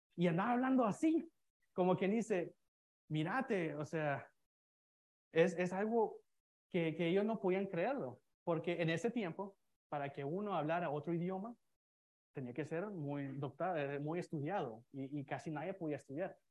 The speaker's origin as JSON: {"language": "Spanish", "region": "San Salvador", "country": "El Salvador", "moved": "yes", "lives_now": "United States", "said": "yo soy de Salvador, soy de la capital"}